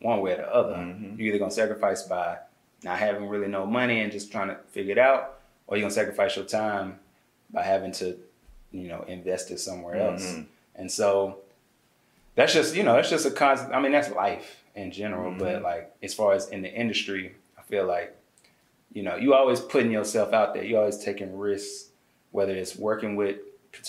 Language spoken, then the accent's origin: English; Birmingham, Alabama, United States; moved away as an adult; also born or lived in Atlanta, Georgia; I'm from Birmingham, smallest city